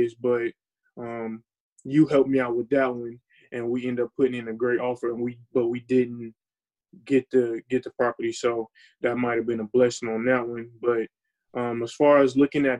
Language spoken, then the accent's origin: English; Fayetteville, North Carolina, United States; moved away as an adult; also born or lived in Champaign, Illinois; I'm from Fayetteville, North Carolina